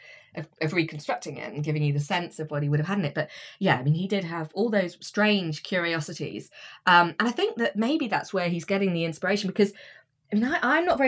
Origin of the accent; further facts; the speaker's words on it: Windsor or Slough, South East England, United Kingdom; A little nod to my hometown